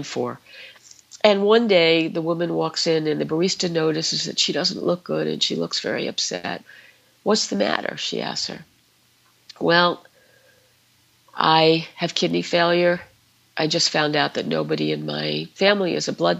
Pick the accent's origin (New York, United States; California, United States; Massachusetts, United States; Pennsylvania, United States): New York, United States; New York City; I grew up in the Bronx